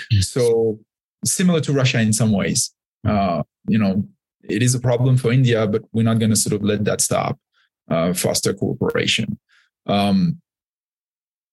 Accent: France; now in United States; I grew up in France and became an American. So I'm a dual citizen now.

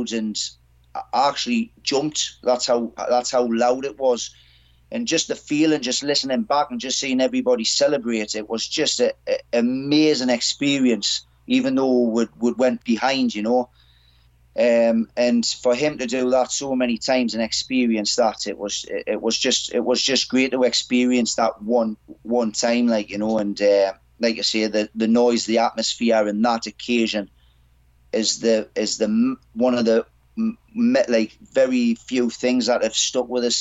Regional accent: North East England, United Kingdom; moved away as an adult; I'm from the Northeast

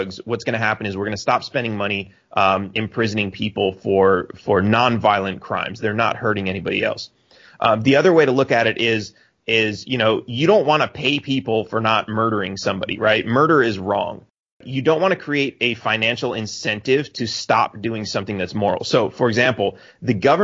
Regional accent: Texas, United States; also born or lived in McAllen, Texas; now in Cancun, Mexico; I'm a Texan

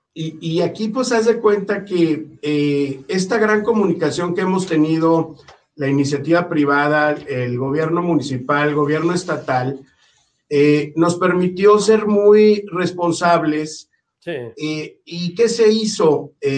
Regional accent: Mexico City, Mexico; moved away; yo soy del DF y tengo ya muchos años en el norte del país

